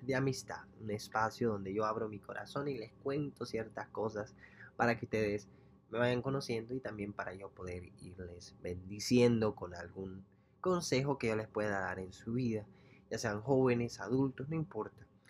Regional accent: El Salvador; moved away; yo soy salvadoreño

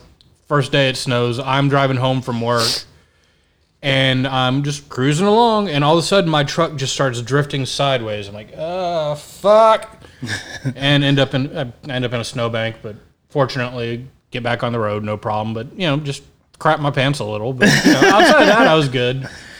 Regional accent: Victoria, Texas, United States; also born or lived in Goliad, Texas; I'm originally from Victoria.

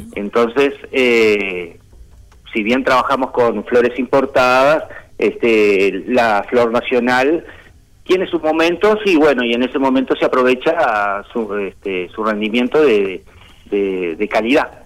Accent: Uruguay; yo nacido acá

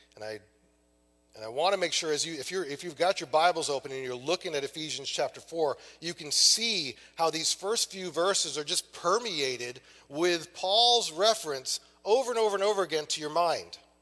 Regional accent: Maine, United States; I'm from Maine

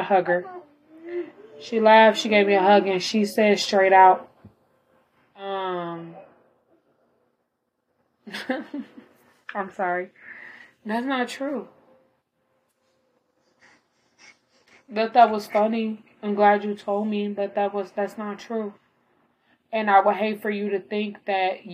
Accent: Illinois, United States; I was born in Illinois

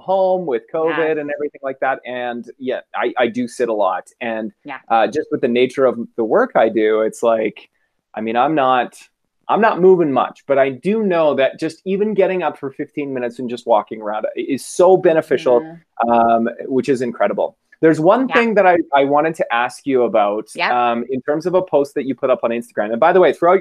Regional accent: Calgary, Alberta, Canada; We're both from Calgary

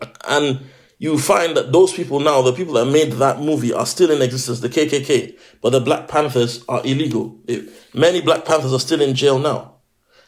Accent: Nigeria; now in United Kingdom; I'm a Nigerian

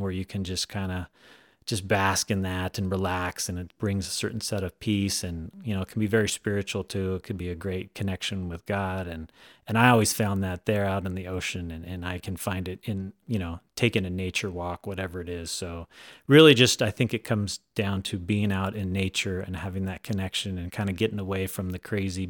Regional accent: California, United States; now in Idaho, United States; Well, I tell you, like I said, I was born and raised in Southern California.

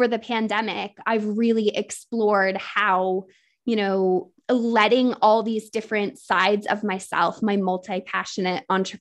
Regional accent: United States; now in England; I am an American living in England

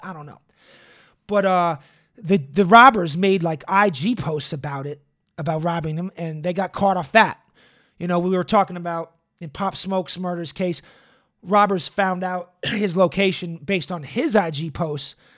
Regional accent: Boston, Massachusetts, United States; now in Los Angeles, United States; I come from Boston, which everyone says is a very segregated city

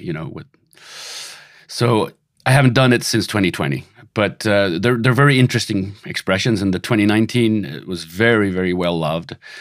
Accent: Sweden; now in Los Angeles, United States; I'm originally from Sweden

